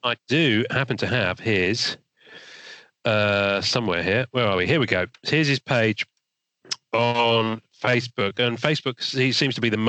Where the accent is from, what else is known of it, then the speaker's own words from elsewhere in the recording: England, United Kingdom; I'm English